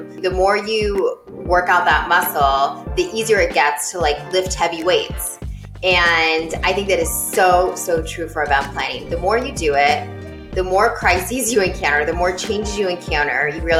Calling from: Connecticut, United States; I am joining you from Connecticut, about an hour outside of New York City.

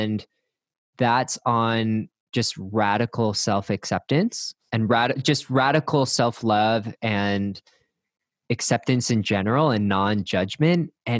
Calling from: Austin, Texas, United States; I'm recording from Austin, Texas, and happy to be here.

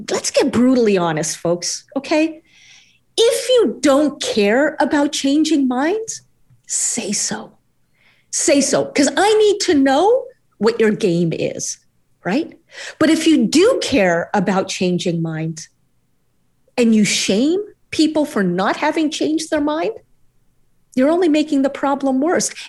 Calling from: New York City, New York, United States; here in the United States, uh, I'm joining you from New York City

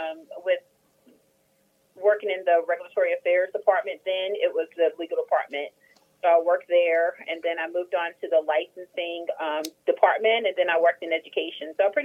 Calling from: Charlotte, North Carolina, United States; I'm calling from Charlotte, North Carolina.

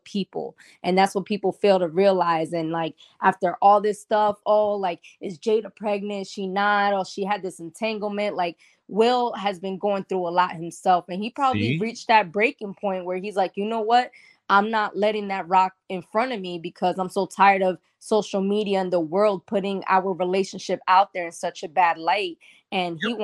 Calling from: Florida, United States; I'm calling in from Florida

